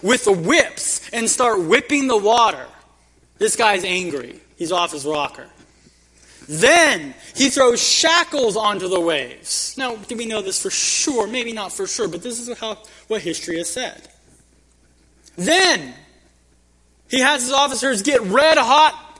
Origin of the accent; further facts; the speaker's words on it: Kingsburg, California, United States; growing up in Kingsburg, there was this restaurant we'd go to as a family right by the railroad tracks